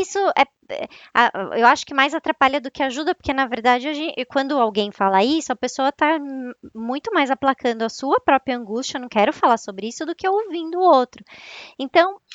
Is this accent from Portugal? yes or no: no; São Paulo, Brazil; accent: São Paulo (paulistano); Eu tô em São Paulo, né? É, vocês vão perceber pelo meu sotaque, que é bem de São Paulo mesmo.